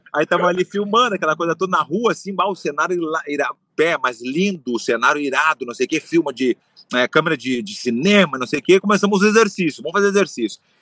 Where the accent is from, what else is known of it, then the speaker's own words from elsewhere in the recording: Porto Alegre, Rio Grande do Sul, Brazil; eu nasci em Porto Alegre, tem a tradição de gaúcho